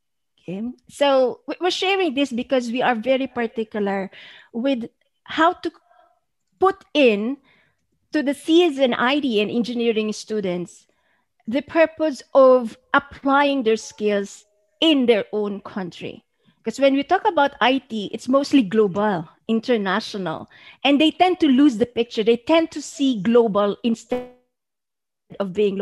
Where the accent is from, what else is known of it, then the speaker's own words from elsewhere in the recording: Philippines; in our own country, in our own soils